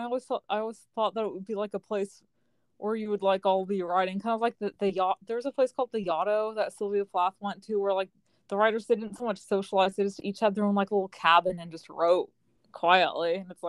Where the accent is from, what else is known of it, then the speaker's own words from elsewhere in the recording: California, United States; maybe as a Californian, I'm just insulted.